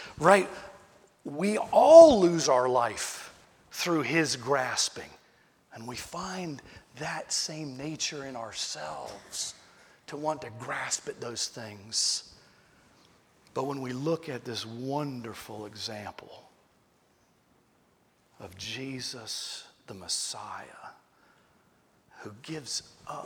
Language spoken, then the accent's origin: English; Tidewater, Virginia, United States; I'm from Virginia. I'm from Tidewater, Virginia. So we say good